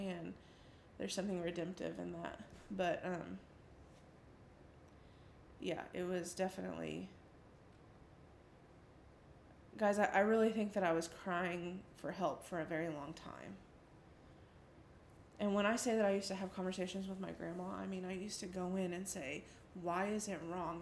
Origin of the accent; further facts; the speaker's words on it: the South, United States; growing up in the South and in the church